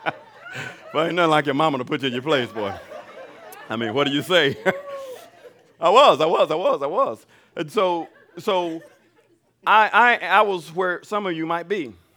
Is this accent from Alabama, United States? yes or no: yes; Alabama, United States; I'm from Alabama